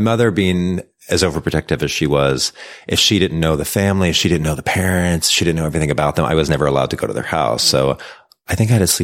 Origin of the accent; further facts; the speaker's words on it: Missouri, United States; Um, I grew up in a really small town. I went to a one room school.